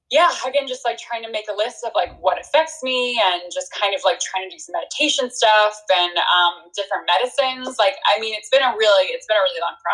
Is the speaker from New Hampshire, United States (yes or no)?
yes; New Hampshire, United States; also born or lived in New York; I was born in New York. I like grew up in New Hampshire.